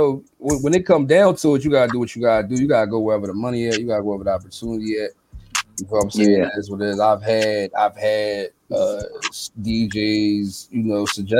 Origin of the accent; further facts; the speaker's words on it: Philadelphia, Pennsylvania, United States; But I'm in Philly. I'm from Philly.